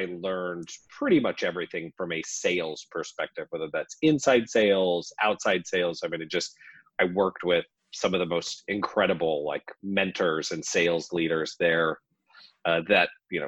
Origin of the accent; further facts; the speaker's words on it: Lincoln, Nebraska, United States; moved away as an adult; now in Nashville, United States; I'm originally from Lincoln, Nebraska, live in Nashville now, but spent, you know, we've only been in Nashville for a few years. So that's where I grew up